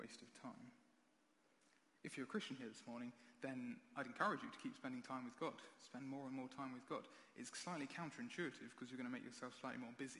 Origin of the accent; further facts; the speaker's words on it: United Kingdom; We're British